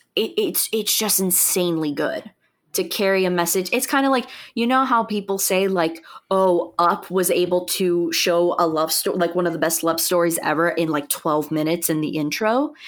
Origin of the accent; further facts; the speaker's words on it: United States; I'm speaking as an American